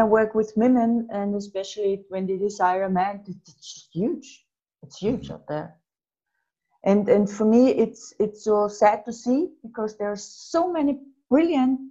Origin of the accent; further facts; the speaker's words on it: Austria; I'm from Austria